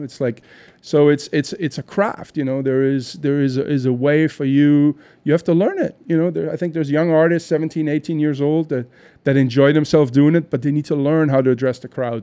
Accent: Düren, North Rhine-Westphalia, Germany; moved away; I'm actually from Germany, I'm from a small town outside of Cologne called Düren.

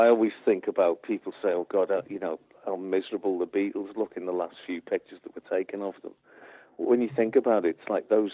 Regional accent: England, United Kingdom; being European or English, British

